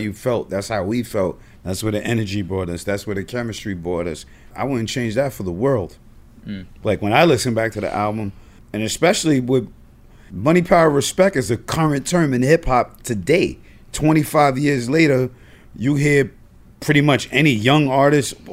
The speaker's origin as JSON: {"language": "English", "town": "Yonkers", "region": "New York", "country": "United States", "said": "we're coming from Yonkers, New York"}